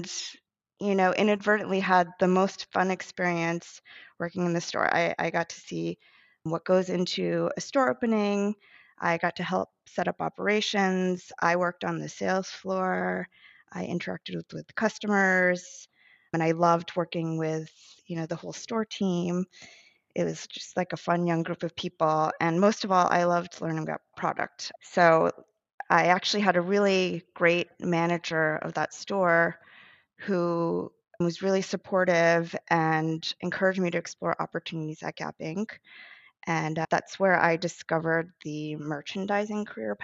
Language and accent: English; New Jersey, United States; now in New York, United States; I grew up and went to school in New Jersey, a suburb of New York City